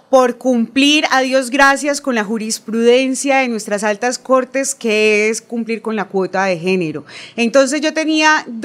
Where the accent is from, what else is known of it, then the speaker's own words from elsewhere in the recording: Bucaramanga, Santander, Colombia; Bueno, … es una bumanguesa nacida en la clínica Comuneros, frente al Parque de los Niños. Estudié mi primaria y parte de mi secundaria